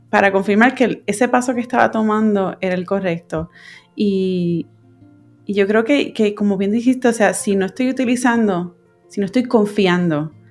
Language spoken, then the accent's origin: Spanish; Puerto Rico; moved away as an adult; now in California, United States; yo me fui de Puerto Rico y me mudé a California para, seguir estudiando y, y terminar mis estudios en, mi maestría de fotografía.